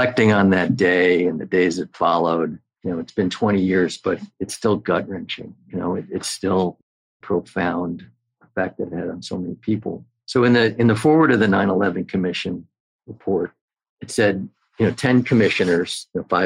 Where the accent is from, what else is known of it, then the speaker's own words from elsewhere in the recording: New York, United States; as a New Yorker